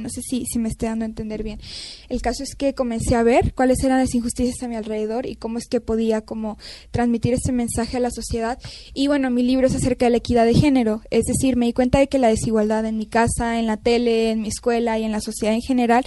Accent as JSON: {"language": "Spanish", "country": "Mexico", "also_born_or_lived": "Canada", "said": "yo soy mexicana"}